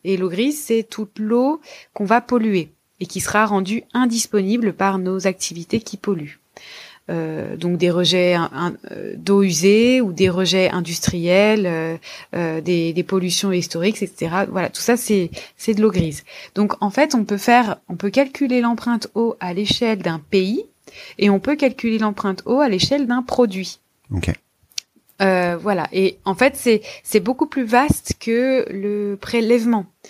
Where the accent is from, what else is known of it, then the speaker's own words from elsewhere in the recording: France; chez nous en France